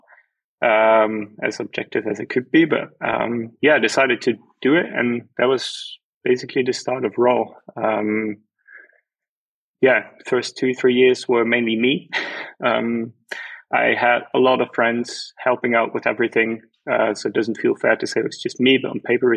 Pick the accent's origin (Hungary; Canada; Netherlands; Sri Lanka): Netherlands; moved away as an adult; now in Germany; I'm from the Netherlands. I've been living in Germany for a while now